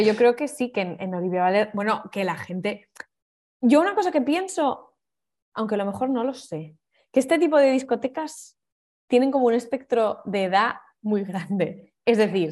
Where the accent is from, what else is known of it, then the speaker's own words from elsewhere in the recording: Navia, Asturias, Spain; moved away as an adult; also born or lived in Oviedo / Barcelona; now in Berlin, Germany; En mi pueblo había una, así más discoteca, que, porque el resto era, claro, eran todo pubs